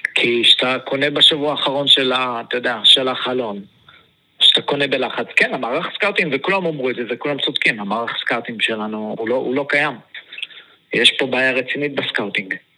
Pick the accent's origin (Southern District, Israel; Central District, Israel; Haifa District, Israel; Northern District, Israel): Southern District, Israel; Beersheba; כשהיינו ילדים, כל הילדים היו הולכים לחוג כדורגל של הפועל באר שבע